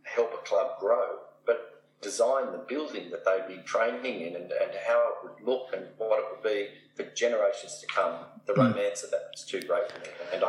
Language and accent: English; Canberra, Australian Capital Territory, Australia; moved away as an adult; also born or lived in Sydney / Tasmania; I grew up in Canberra